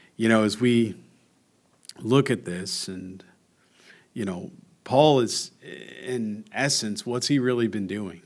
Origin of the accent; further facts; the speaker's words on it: United States; I'm an American